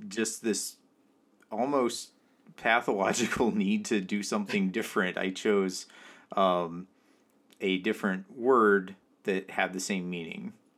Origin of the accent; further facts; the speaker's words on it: California, United States; now in New York, United States; I grew up in California. I live in New York, uh, right now.